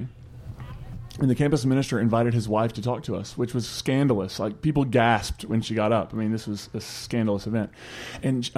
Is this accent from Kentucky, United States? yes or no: yes; Eastern Kentucky, United States; also born or lived in West Virginia; I'm from Eastern Kentucky, West Virginia area